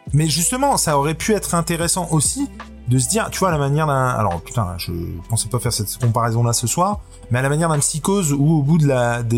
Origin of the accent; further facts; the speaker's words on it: France; chez nous en France